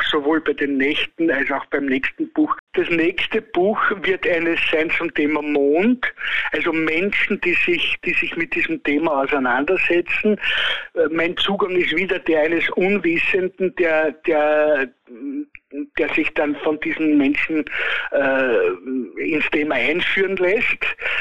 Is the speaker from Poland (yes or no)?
no; Austria; bei uns in Österreich